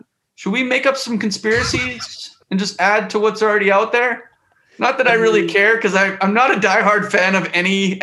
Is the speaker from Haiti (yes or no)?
no; Western Canada, Canada; moved away; I grew up in Canada. So I grew up in Western Canada.